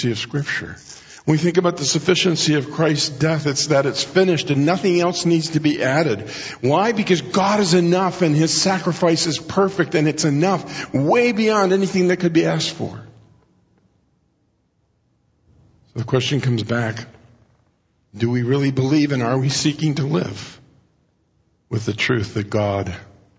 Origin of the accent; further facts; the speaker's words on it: Mexico; moved away; When I grew up in Mexico